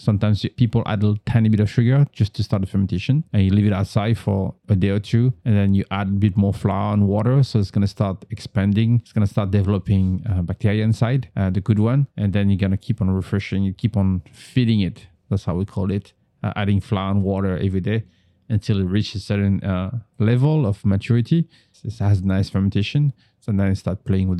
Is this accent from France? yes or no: yes; northern France, France; moved away; I grew up in North France, like about an hour away from Paris. It's not Paris. It's the suburb.